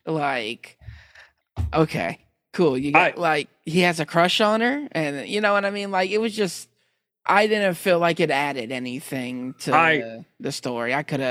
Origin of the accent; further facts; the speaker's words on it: United States; I'm American